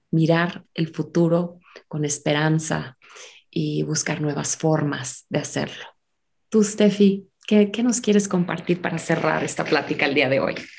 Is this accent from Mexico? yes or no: yes; Mexico; also born or lived in United States; ser mexicana, ser americana, porque también soy estadounidense